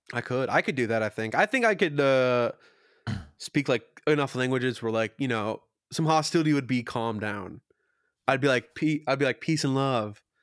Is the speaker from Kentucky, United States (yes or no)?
yes; Kentucky, United States; I was born in Kentucky